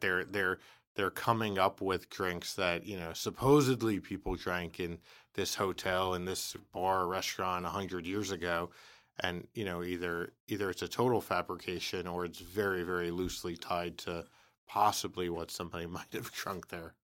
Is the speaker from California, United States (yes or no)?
no; New York City, New York, United States; I was from the Bronx